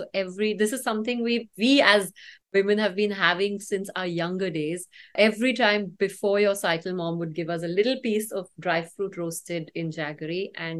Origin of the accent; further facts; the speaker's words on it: North India, India; Although I am from North India, so North India believes in the opposite. We are wheat eaters